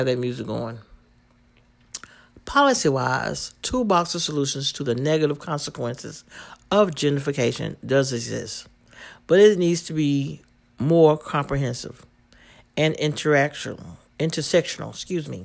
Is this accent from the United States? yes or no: yes; Washington, District of Columbia, United States; my hometown, Southeast